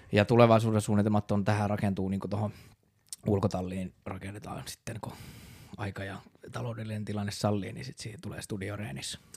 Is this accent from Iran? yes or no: no; Raisio, Southwest Finland, Finland; accent: Turku dialect; moved away as an adult; now in Turku, Finland; Raision kaupungista kotoisia – sieltä itse asiassa ollaan meidän kitaristi Kasperin kanssa molemmat kotosi, ollaan käyty siellä samat yläasteet